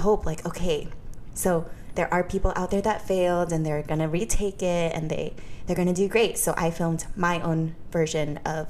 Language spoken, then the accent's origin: English; Modesto, California, United States; No, I still work in Modesto. {S3} Okay. {S1} My hometown, but I'm just never really there.